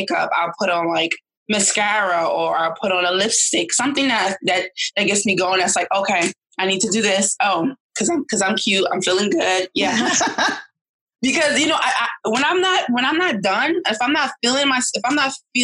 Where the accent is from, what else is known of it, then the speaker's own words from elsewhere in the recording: New York City, New York, United States; also born or lived in Queens, New York; I'm born and raised in Brooklyn, New York, but I'm a Queens-bound girl now.